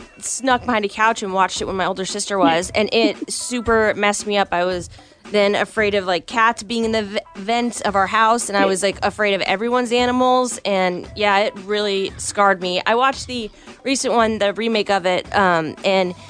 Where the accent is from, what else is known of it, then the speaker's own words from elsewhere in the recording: Tucson, Arizona, United States; now in Tulsa, United States; I grew up in Tucson, and the morning show was John Jay and Rich